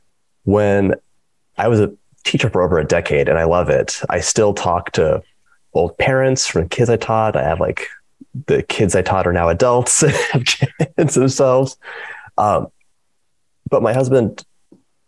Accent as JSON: {"language": "English", "town": "Los Angeles", "region": "California", "country": "United States", "also_born_or_lived": "East Coast, United States", "moved": "yes", "said": "I'm from Los Angeles, and we moved to the East Coast."}